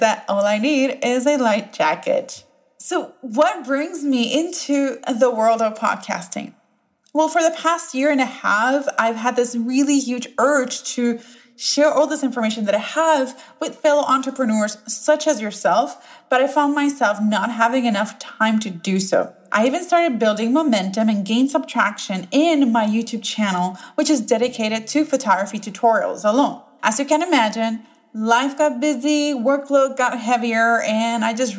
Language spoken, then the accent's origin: English; Puerto Rico; first language Spanish; English is a second language; now in Raleigh, United States; I was born and bred in Puerto Rico